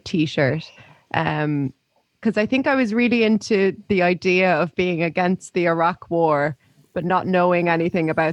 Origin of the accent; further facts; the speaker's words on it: Navan, Leinster, Ireland; moved away as an adult; I lived in Navin from when I was 13 until when I was 18.